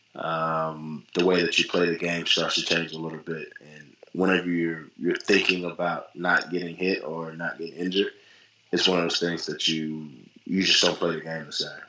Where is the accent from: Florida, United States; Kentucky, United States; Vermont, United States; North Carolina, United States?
North Carolina, United States; I'm from North Carolina